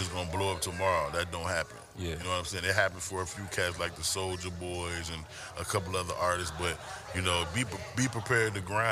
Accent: Chicago, Illinois, United States; now in Atlanta, United States; I'm from Chicago originally

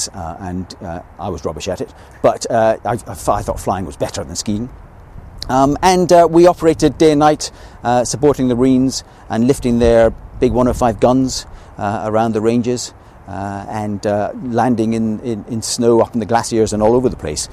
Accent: Scotland, United Kingdom; being a Scotsman

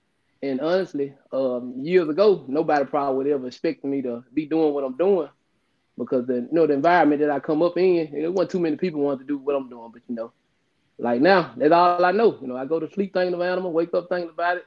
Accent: Tate County, Mississippi, United States; growing up in Tate County

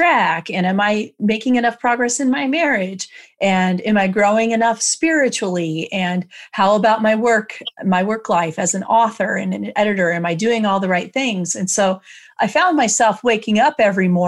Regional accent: Iowa, United States; this is how we say it in Iowa

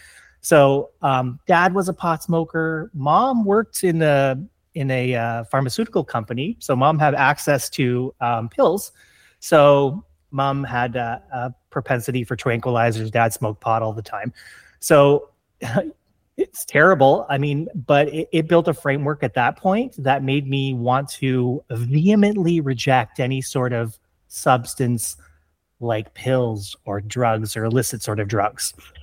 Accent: Ontario, Canada; I grew up in Canada, Southern Canada, just across the river from Detroit.

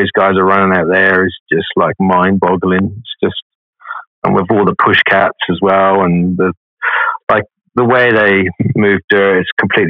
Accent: England, United Kingdom; now in Perth, Australia; I'm just from England

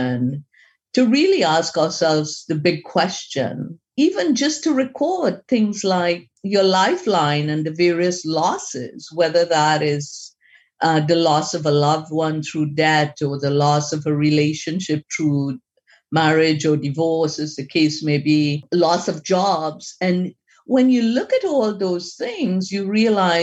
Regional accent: Trinidad & Tobago; moved away; I'm originally from Trinidad in the Caribbean. We followed the, at that point in time, we followed the British system of education. So preparing for O levels

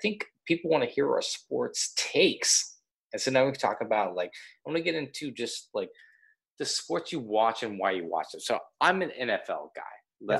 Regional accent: Kansas, United States; Because I grew up in Kansas

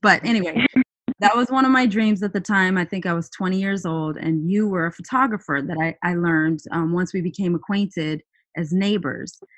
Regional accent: Canada; also born or lived in Greenbelt, Maryland; now in United States; I was born and raised in Canada

